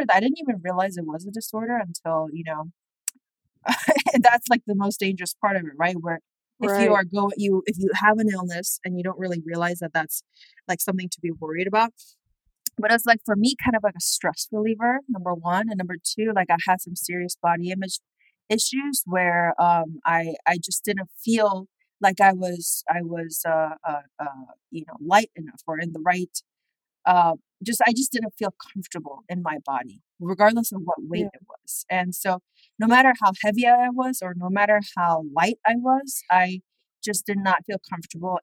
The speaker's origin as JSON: {"language": "English", "region": "Seoul", "country": "South Korea", "tie": "born or raised there", "moved": "as an adult", "lives_now": "United States", "said": "I grew up in Seoul, South Korea"}